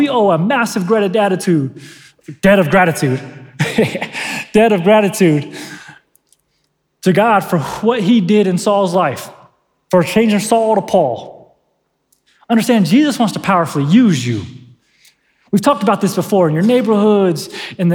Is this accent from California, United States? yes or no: yes; San Diego, California, United States; now in Northern Nevada, United States; I'm from San Diego